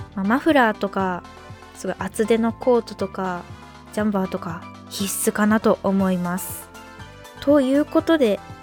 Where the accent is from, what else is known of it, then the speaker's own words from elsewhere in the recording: Northern Kanto, Japan; moved away as an adult; now in Sendai, Japan; 私実は、えーと、北関東出身